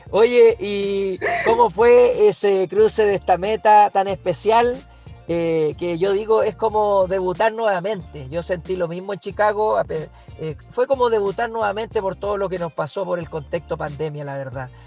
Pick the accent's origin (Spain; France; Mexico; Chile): Chile; siendo la mejor chilena y, la verdad, eh, la verdad es una experiencia inolvidable más allá del tiempo